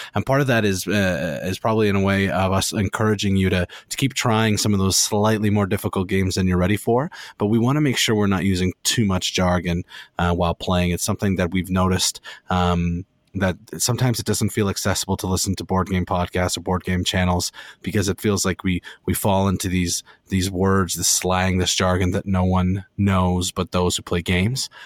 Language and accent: English; Canada; as a Canadian board gamer